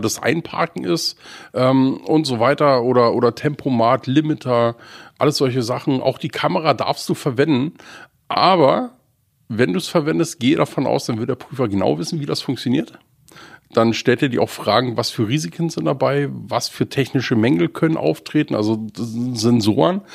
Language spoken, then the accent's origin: German; southeast Brandenburg, Germany; now in Schleswig-Holstein, Germany; da, wo ich herkomme, aus dem Südostbrandenburg